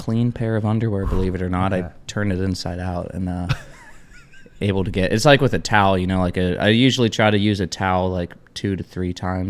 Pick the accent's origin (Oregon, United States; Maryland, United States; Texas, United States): Oregon, United States; moved away as an adult; now in Austin, United States; I'm Oregonian.